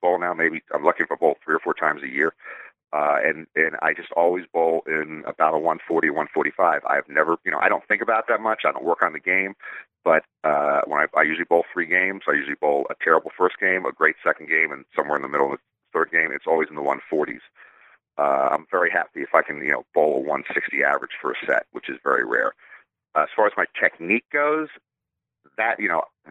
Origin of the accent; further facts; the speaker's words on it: Washington, District of Columbia, United States; growing up in the Washington, D.C. area